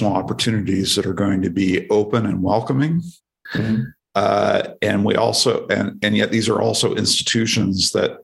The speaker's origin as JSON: {"language": "English", "region": "Oregon", "country": "United States", "tie": "born or raised there", "also_born_or_lived": "Washington DC", "moved": "as an adult", "said": "I was from Oregon, grew up in a very small town"}